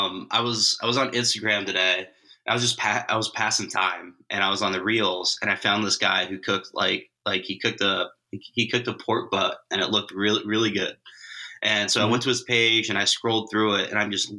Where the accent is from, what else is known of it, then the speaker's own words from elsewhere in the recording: California, United States; now in Michigan, United States; I grew up in California